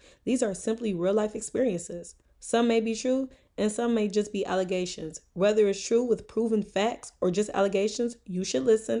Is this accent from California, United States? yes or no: no; Detroit, Michigan, United States; I'm from Southwest Detroit.